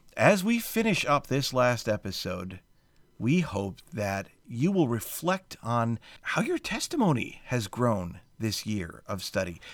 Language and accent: English; United States; as an American